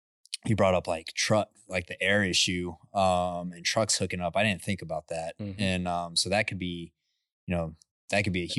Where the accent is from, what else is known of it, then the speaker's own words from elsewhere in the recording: Midland, Texas, United States; You know, like I grew up in Midland and it's like, man, I grew up on the smell of, you know, waking up in the morning, smelling H2S and diesel.